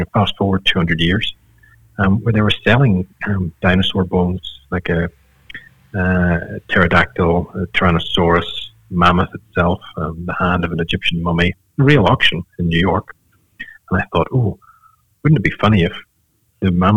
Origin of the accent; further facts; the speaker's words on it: Ireland; being Irish